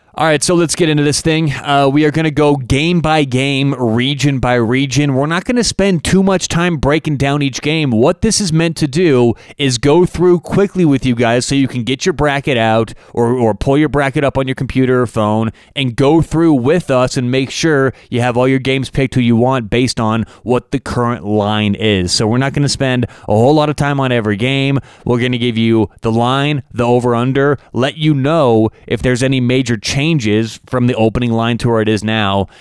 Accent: Denver, Colorado, United States; I'm from Denver

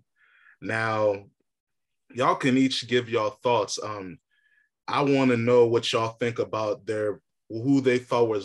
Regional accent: Alexandria, Virginia, United States; growing up in Alexandria, Virginia, Janet Lee Avenue, Buckman

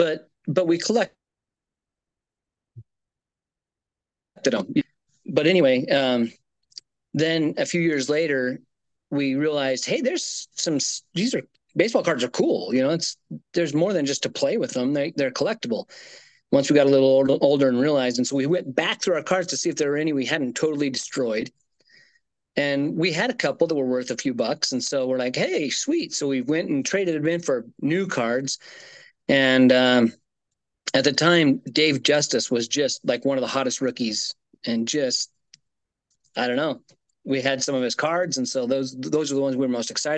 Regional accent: Nevada, United States; now in Idaho, United States; I grew up in Nevada

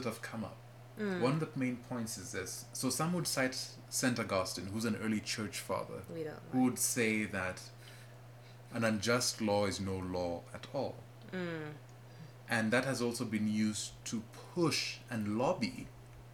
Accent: Kenya; now in United States; I speak as a Kenyan

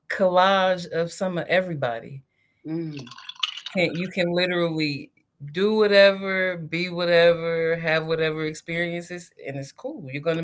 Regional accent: Ohio, United States; moved away as an adult; now in Los Angeles, United States; born and raised in Ohio, currently living in LA. However, like, all of my family is in Columbus

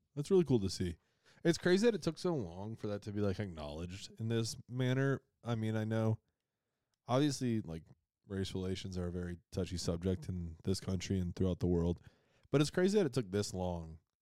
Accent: Western New York, United States; grew up in Western New York, huge hockey area

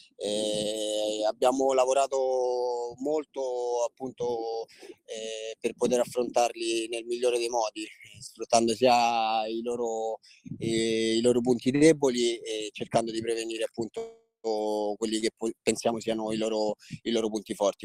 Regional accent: Rome, Lazio, Italy; io sono di Roma, sono nato e cresciuto

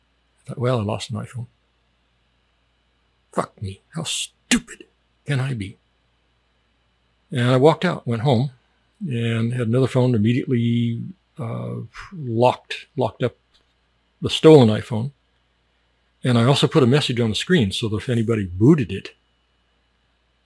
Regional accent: United States; moved away as an adult

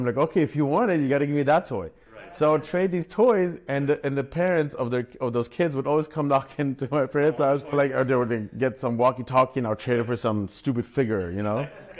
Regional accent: Berlin, Germany; English is a second language; So I grew up, born and raised in Germany, Berlin. I lived there in a Jewish housing because my parents didn't have much money.

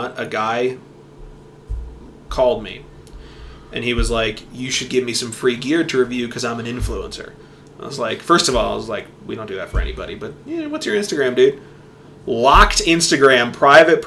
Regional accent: Vermont, United States; I'm from Vermont

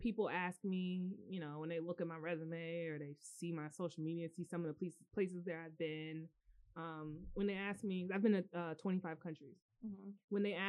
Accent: Cary, North Carolina, United States; So yeah, growing up in Cary, North Carolina was a very interesting experience culturally.

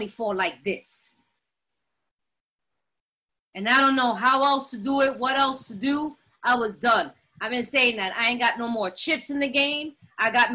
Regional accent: New York, United States; moved away; I'm from New York and I know it's a melting pot and everybody sees it that way, but we're very segregated. And I didn't grow up around other people, only Puerto Ricans

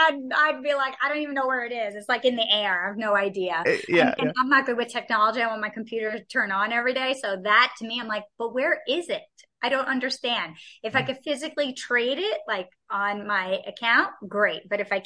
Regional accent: New York City, New York, United States; moved away as an adult; now in Georgia, United States; we're from New York, my family. I mean, I lived in New York my whole life

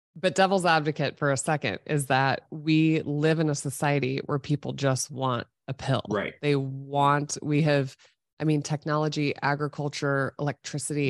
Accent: Nebraska, United States; I was born and raised in Nebraska, grew up as an athlete

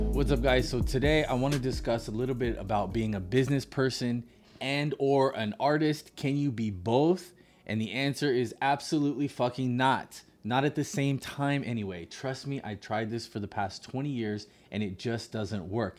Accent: Monterey, California, United States; my hometown of Monterey

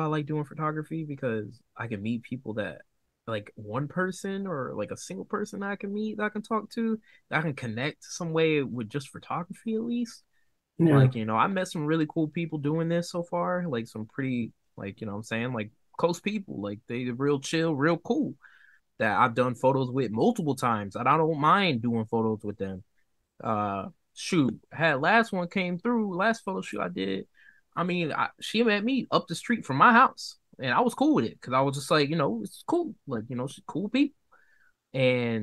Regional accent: the Carolinas, United States; I'm from the Carolinas

